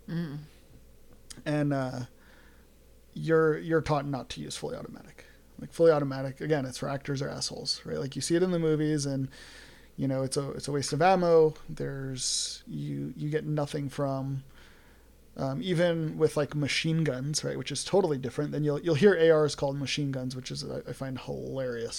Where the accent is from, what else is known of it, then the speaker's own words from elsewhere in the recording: New York City, New York, United States; moved away; I grew up in New York. Grew up in New York City